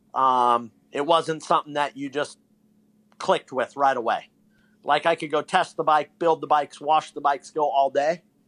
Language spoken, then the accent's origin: English; Bay Area, California, United States; moved away; I'm from the Bay Area originally